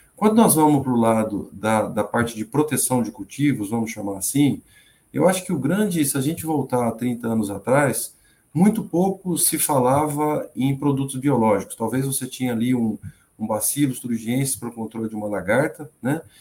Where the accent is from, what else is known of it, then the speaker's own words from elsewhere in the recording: Presidente Prudente, São Paulo, Brazil; moved away as an adult; also born or lived in Londrina; eu, eu sou natural de Presidente Prudente. Presidente Prudente é ali no sudoeste do estado de São Paulo